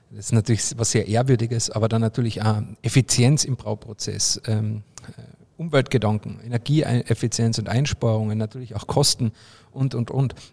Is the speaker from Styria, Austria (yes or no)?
no; Carinthia, Austria; also ich komme ja aus Kärnten, da gibt es ja jedes Jahr so ein Tuning-Treffen